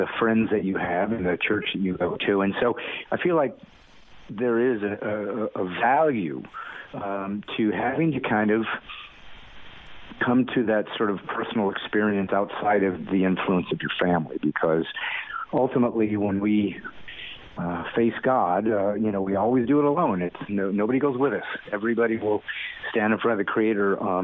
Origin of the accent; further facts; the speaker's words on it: California, United States; also born or lived in Indiana, United States; now in Nashville, United States; we moved when I was 9 to California, and I spent most of my life there